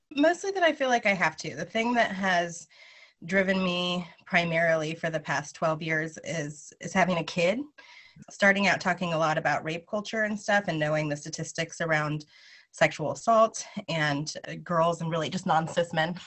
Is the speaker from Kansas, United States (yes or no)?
yes; Lawrence, Kansas, United States; I'm from Lawrence, Kansas.